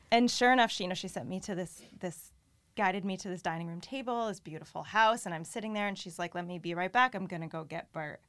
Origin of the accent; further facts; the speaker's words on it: New Haven, Connecticut, United States; also born or lived in Wallingford, Connecticut / Norwalk, Connecticut; I grew up in the New Haven area and then in middle school had moved, um, to the Wallingford area.